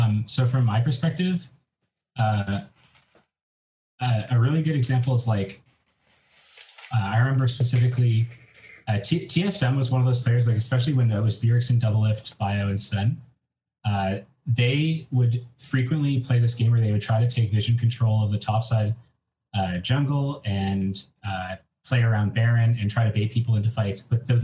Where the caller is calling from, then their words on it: Ottawa, Ontario, Canada; I'm calling from Ottawa, Canada.